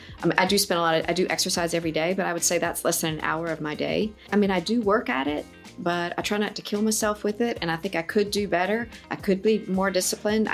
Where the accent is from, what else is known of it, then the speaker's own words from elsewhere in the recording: the South, United States; I grew up in the South